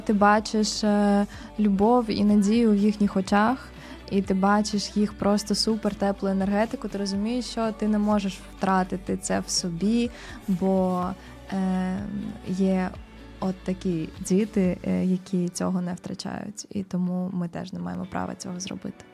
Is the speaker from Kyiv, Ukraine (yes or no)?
yes; Kyiv, Ukraine; я народилась, виросла ну, на Позняках. Ага. От, але ну Ки- Київ це моє рідне місто.